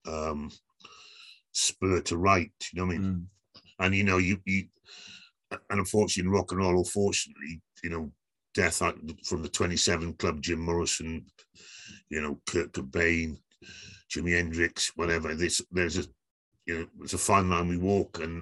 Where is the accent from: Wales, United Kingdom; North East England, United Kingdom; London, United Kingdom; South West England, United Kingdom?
Wales, United Kingdom; Aberfan; I grew up around Aberfan, went to school in Aberfan